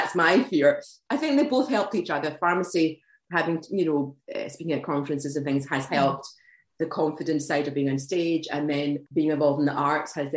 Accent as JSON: {"language": "English", "town": "Glasgow", "region": "Scotland", "country": "United Kingdom", "tie": "born or raised there", "moved": "yes", "lives_now": "Edinburgh, United Kingdom", "said": "I was brought up in Glasgow, but I've moved to Edinburgh and I've been there for quite a long time"}